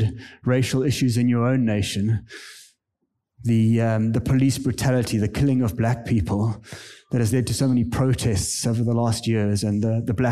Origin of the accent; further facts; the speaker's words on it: South Africa; moved away as an adult; now in Kenya; I am a South African. I grew up in the apartheid area in South Africa.